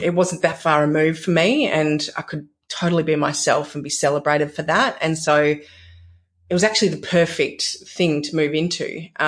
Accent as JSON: {"language": "English", "country": "Australia", "tie": "born or raised there", "said": "growing up in Australia, experiencing beaches, some of the best beaches in the world"}